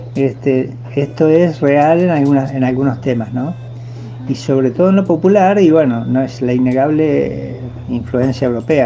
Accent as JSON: {"language": "Spanish", "country": "Uruguay", "said": "yo soy uruguayo"}